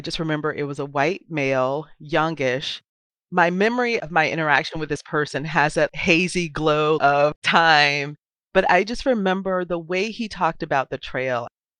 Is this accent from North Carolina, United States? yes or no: yes; North Carolina, United States; growing up in North Carolina